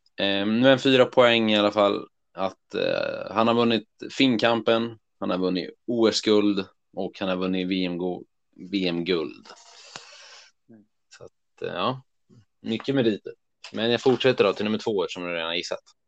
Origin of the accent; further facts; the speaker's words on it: Örebro, Örebro County, Sweden; vi är från Örebro